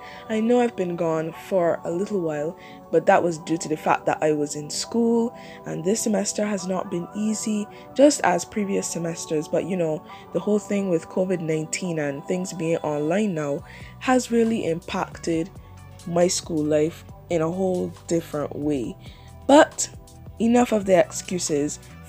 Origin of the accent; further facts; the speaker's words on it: Barbados; I love Barbados so much, it's my home country